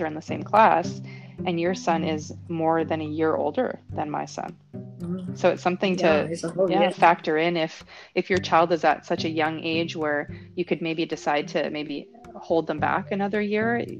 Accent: Canada; moved away as an adult; now in Panama; I'm Canadian, and in Canada, elementary school is first grade through sixth grade.

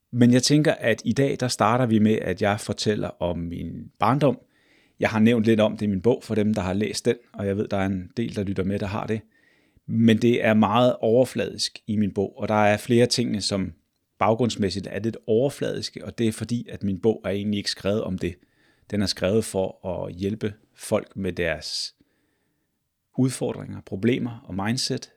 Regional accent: Glostrup, Capital Region of Denmark, Denmark; jeg er født og opvokset i Glostrup.

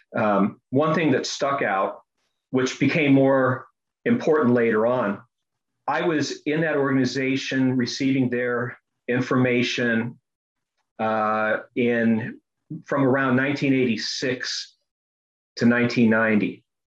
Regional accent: United States; I was born in the United States, but my father fled from the communists at the age of 12 in Croatia

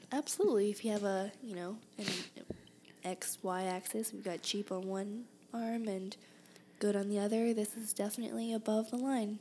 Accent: Houston, Texas, United States; moved away as an adult; also born or lived in Berkeley, California / Boston, Massachusetts; now in Tempe, United States; I was born in Berkeley, California, and I grew up in Boston, Massachusetts. And I went to most of grade school and college in Houston.

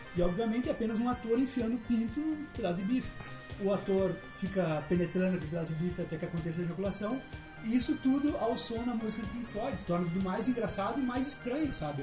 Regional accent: hometown near Caxias do Sul, Rio Grande do Sul, Brazil; em Caxias do Sul, que é perto da minha cidade natal, que é Cabo Camboriú

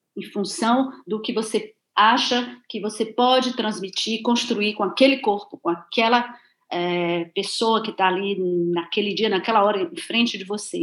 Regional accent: Cachoeira, Bahia, Brazil; moved away as an adult; eu nasci em Cachoeira

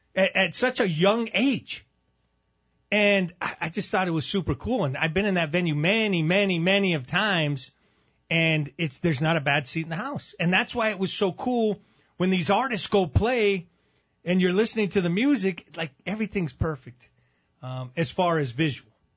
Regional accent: Albuquerque, New Mexico, United States; proud to be from Albuquerque

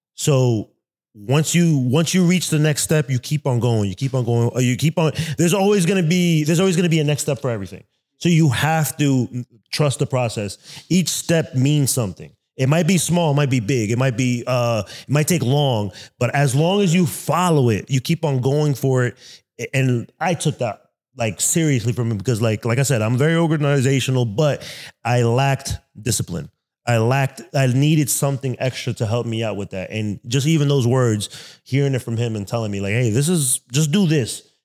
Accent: New York City, New York, United States; now in Columbus, United States; I'm from Brooklyn, New York

